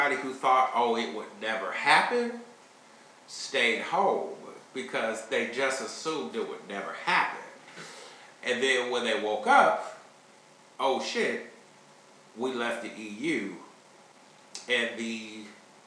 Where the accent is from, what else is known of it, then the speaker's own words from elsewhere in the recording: Chicago, Illinois, United States; now in Kansas City, United States; I'm originally from Chicago